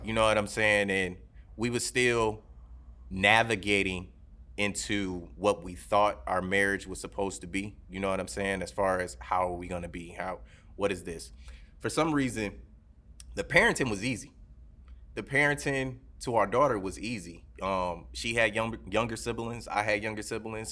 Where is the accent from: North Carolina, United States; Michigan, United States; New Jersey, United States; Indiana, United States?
Michigan, United States; Detroit; moved away; I grew up in Detroit, so I've heard gunshots